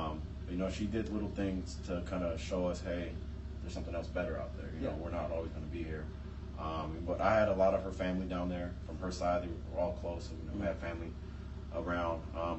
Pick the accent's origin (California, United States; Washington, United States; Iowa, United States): California, United States; San Diego; I was born in San Diego, California in 88.